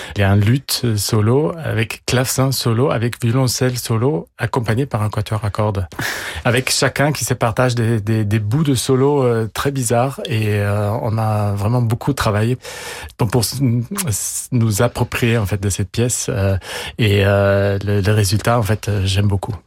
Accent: Italy; first language German; French is a second language; also born or lived in Austria / England; now in Paris, France; j'ai la nationalité italienne. Euh, ma langue maternelle, c'est l'allemand. Euh, j'ai étudié euh, en Autriche et en Angleterre. depuis 20 ans, je vis à Paris.

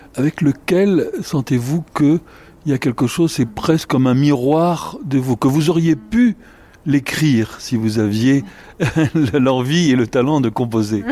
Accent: France; en tant que Français, un peu chez moi

